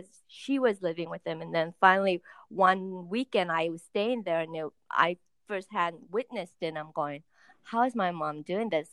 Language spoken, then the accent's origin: English; Los Angeles, California, United States; we're from Woodland Hills area.